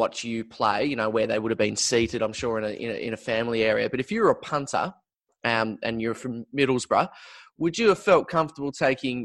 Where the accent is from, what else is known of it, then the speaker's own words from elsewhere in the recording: Australia; growing up in Australia